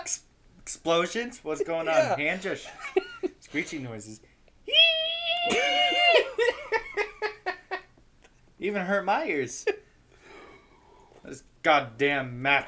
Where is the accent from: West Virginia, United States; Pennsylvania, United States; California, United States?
West Virginia, United States; I'm from West Virginia